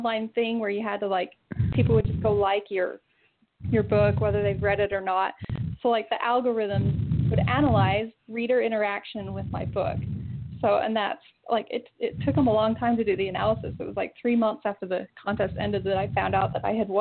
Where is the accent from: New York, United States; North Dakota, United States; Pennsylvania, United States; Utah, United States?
Utah, United States; Southern; I'm from Southern Utah